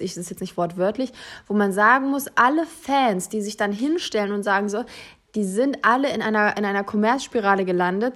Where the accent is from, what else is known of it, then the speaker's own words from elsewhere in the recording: Germany; wir sowieso als Deutsche